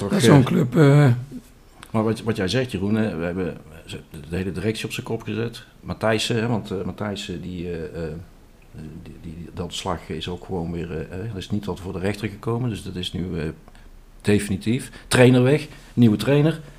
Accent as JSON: {"language": "Dutch", "town": "Schaijk", "region": "North Brabant", "country": "Netherlands", "said": "ik kom ook uit Schijk."}